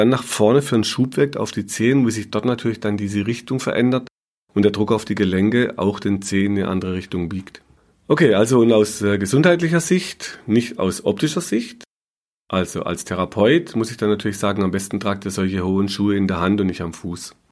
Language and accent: German; Baden-Württemberg, Germany; Bei uns im Schwarzwald war oft das, der Quarkumschlag so ein äh, Mittel der Wahl